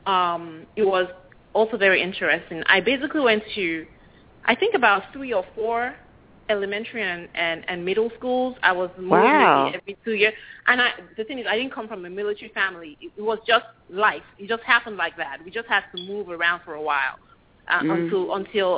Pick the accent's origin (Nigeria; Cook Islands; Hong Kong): Nigeria; Lagos; moved away as an adult; now in United States; For most of my formative years, I lived in Lagos, Nigeria